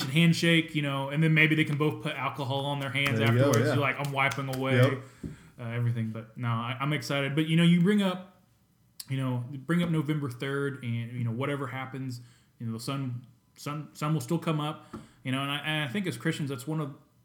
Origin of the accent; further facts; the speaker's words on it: United States